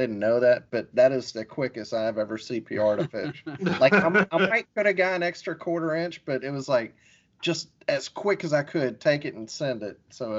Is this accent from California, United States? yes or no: no; Mississippi, United States; I can't say his last name because I'm from Mississippi.